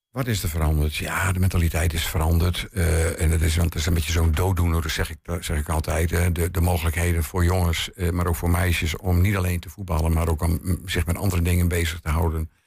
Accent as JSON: {"language": "Dutch", "region": "the north of the Netherlands", "country": "Netherlands", "tie": "born or raised there", "also_born_or_lived": "Drachten", "moved": "as an adult", "lives_now": "Twente, Netherlands", "said": "Ik ben een Noorderling van oorsprong"}